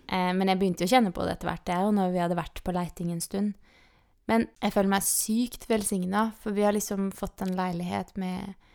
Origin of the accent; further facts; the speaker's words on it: Eidsvoll, Akershus, Norway; now in Kristiansand, Norway; hjemme i Eidsvoll, liksom, eller her rundt omkring i Kristiansand